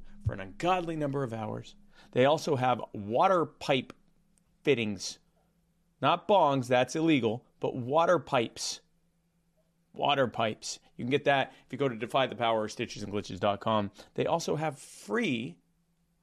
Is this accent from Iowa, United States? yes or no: no; Baltimore, Maryland, United States; I'm from Baltimore